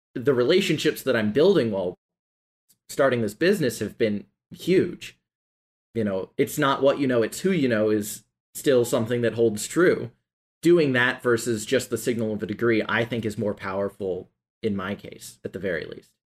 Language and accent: English; Nashville, Tennessee, United States; growing up in Nashville